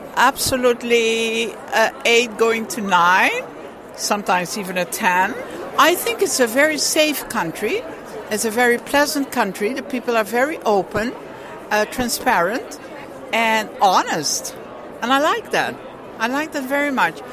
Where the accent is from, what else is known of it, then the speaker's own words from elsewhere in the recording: Curaçao; now in Netherlands; I was born in Curaçao, Netherlands Antilles